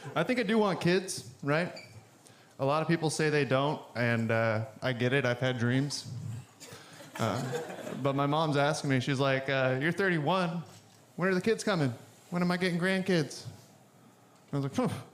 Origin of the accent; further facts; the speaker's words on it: the Bible Belt, United States; now in Portland, United States; I grew up in the Bible Belt